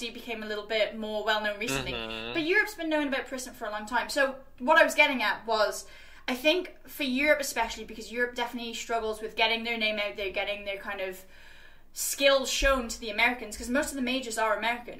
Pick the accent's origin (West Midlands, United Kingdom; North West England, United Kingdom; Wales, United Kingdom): Wales, United Kingdom; I was from Wales, where it was, like, 6 or 7 people at the time